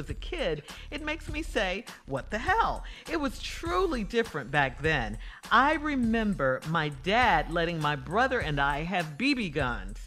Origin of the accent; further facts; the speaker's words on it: Chicago, Illinois, United States; Growing up in Chicago